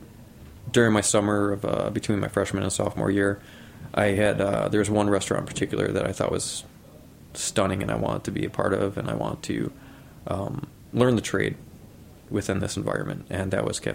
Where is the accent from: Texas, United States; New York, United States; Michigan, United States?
New York, United States; Buffalo; moved away as an adult; now in New York City, United States; grew up in upstate New York Buffalo, or right outside Buffalo.